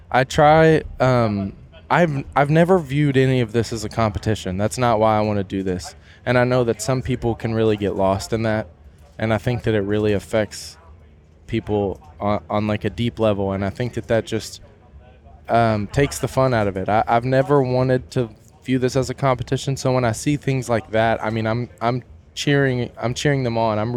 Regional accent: Kentucky, United States; I feel like it's pretty small in the grand scheme of things, um, just because it is Kentucky, you know. So you're kind of in the middle of nowhere

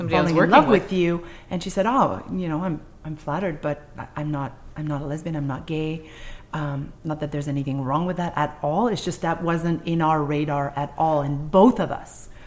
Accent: Quebec City, Quebec, Canada; first language French; English is a second language; moved away as an adult; also born or lived in Montreal; I come from Quebec City in the 80s.

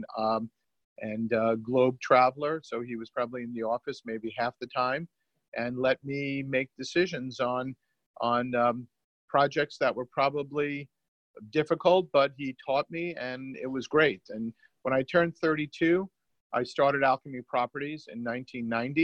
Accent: New York City, New York, United States; also born or lived in California; I am born and bred New Yorker. I'm from Brooklyn.

